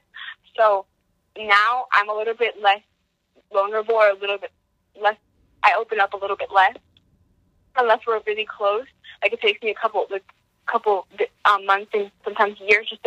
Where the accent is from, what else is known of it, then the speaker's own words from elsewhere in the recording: Monroe, New Jersey, United States; also born or lived in East Windsor, New Jersey; I moved from Crip, like, from East Windsor to Monroe in fifth grade